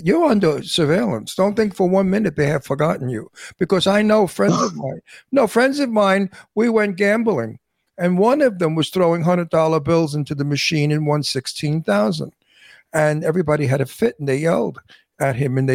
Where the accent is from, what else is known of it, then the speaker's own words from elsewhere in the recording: New York City, New York, United States; also born or lived in Astoria, New York; now in Palm Springs, United States; I grew up in Brooklyn, Red Hook.